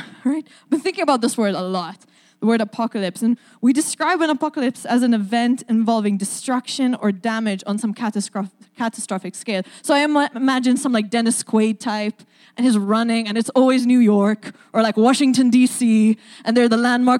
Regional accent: Malta; now in Saskatoon, Canada; my accent is a little hard to place. I'm from the island of Malta.

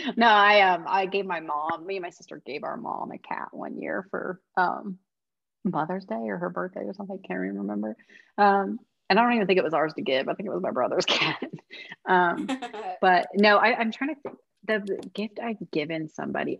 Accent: Midwest, United States; I'm from the Midwest where casserole is a middle name

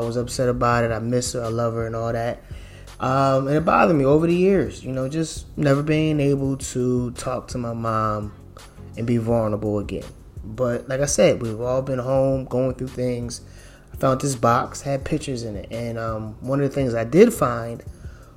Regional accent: Philadelphia, Pennsylvania, United States; I grew up in Philadelphia

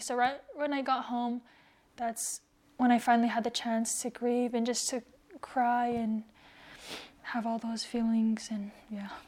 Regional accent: United States; being a Tongan, growing up in America, not really knowing the culture as much or the language

